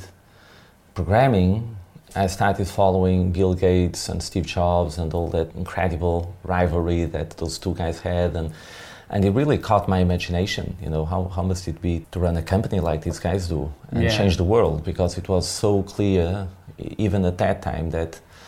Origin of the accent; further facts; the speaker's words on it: small village just outside Porto, Norte, Portugal; I was born in Portugal, in the north of Portugal, in 1974